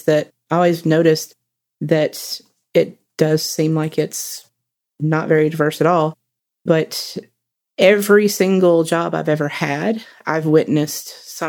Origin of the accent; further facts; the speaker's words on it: Alabama, United States; being young and also growing up in Alabama.